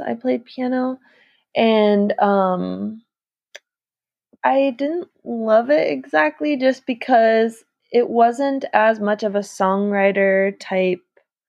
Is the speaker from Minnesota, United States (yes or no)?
yes; Maple Grove, Minnesota, United States; I grew up in Maple Grove. You're in Minneapolis right now. So I grew up in Maple Grove, Minnesota.